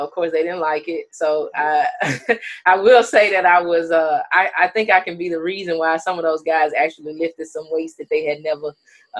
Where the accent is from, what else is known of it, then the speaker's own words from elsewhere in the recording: Natchez, Mississippi, United States; I was born and raised in Natchez, Mississippi.